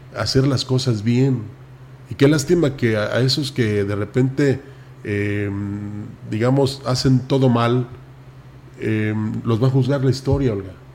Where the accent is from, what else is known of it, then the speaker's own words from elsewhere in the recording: Mexico; Somos mexicanos